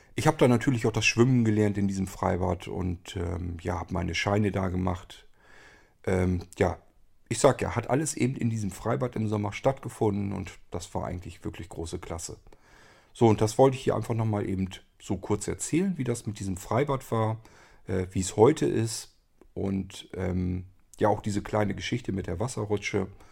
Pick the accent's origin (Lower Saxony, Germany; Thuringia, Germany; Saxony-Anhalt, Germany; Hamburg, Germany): Lower Saxony, Germany; Barenburg; das ist Barenburg, wo ich aufgewachsen bin